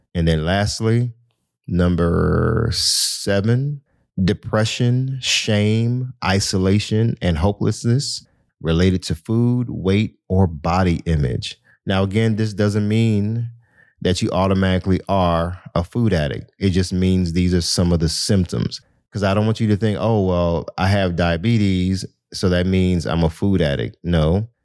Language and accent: English; Miami, Florida, United States; I'm from Miami